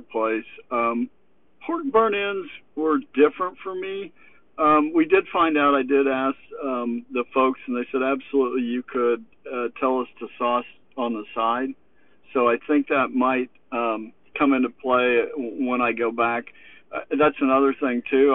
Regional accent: Kansas City, Missouri, United States; We grew up in Kansas City

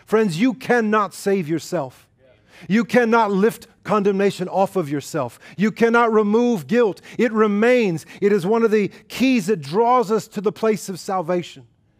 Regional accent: New York, United States; And I grew up in New York, and so I appreciated his loudness, but his language that went along with it.

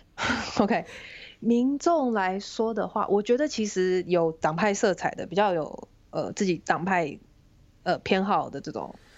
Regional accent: Taiwan; moved away as an adult; now in New York, United States; 我是台湾来的啊，然后，呃，有，甚至有，有选举经验嘛，然后也有，那之，之前是胜选的经验啊

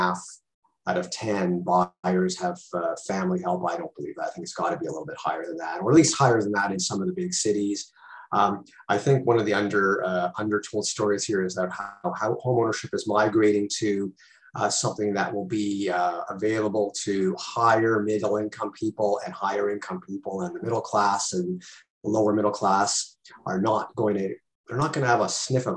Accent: Toronto, Ontario, Canada; I grew up in Toronto, lived there for about 30 years

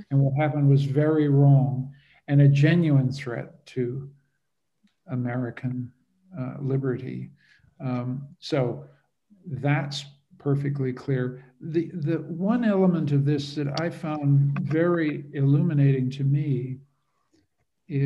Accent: Canada; also born or lived in Europe; I'm a Canadian

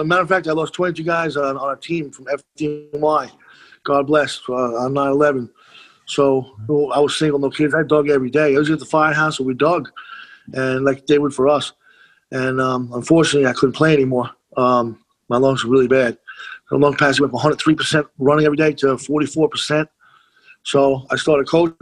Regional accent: Monroe, New York, United States; also born or lived in Rockaway, Queens, New York; almost 4 years old, we moved up to Monroe. Monroe Woodbury High School was where I went to high school

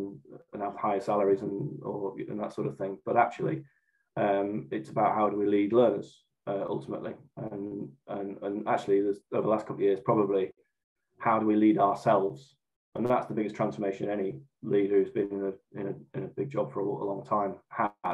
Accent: Morecambe, North West England, United Kingdom; moved away as an adult; also born or lived in Newcastle upon Tyne; now in Great Yarmouth, United Kingdom; I'm originally from Morecambe up in Lancashire

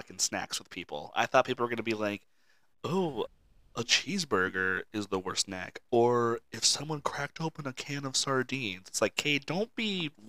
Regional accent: Mesa, Arizona, United States; now in California, United States; where I grew up out in Mesa, Arizona

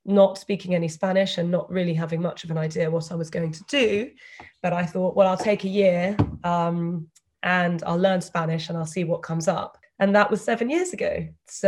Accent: United Kingdom; accent: British; moved away as an adult; also born or lived in London; I spent the first 22 years of my life living and studying in the UK

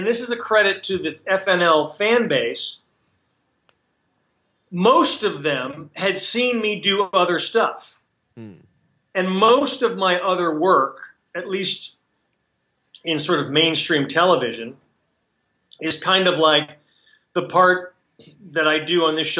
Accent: Chicago, Illinois, United States; now in California, United States; I'm originally from Chicago

